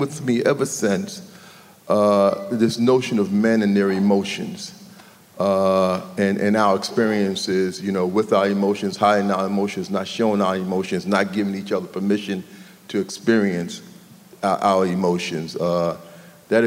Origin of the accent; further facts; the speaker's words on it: New York City, New York, United States; I grew up in New York City, between Harlem and the Bronx